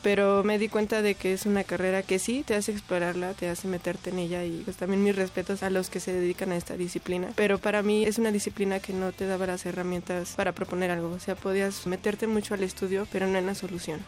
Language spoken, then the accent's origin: Spanish; State of Mexico, Mexico; also born or lived in Tlatelolco, Mexico City; Yo nací en el Distrito Federal, pero toda mi vida he estado en el Estado de México.